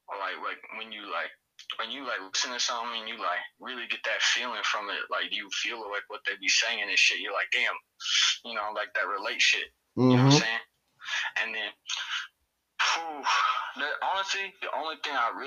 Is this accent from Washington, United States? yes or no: yes; Seattle, Washington, United States; We're from Attack, Seattle.